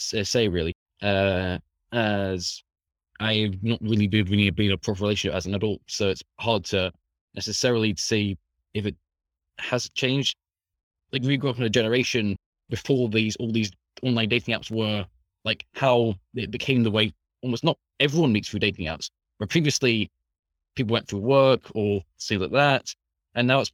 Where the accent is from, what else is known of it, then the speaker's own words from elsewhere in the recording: Scotland, United Kingdom; I'm from Scotland, currently studying at Open University.